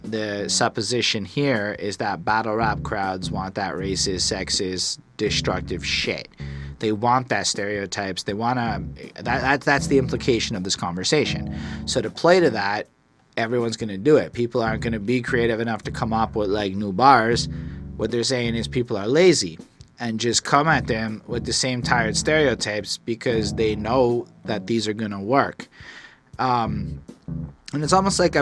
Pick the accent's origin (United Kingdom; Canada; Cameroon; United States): Canada; Montreal, Quebec; I'm from Montreal, where the hood is apartments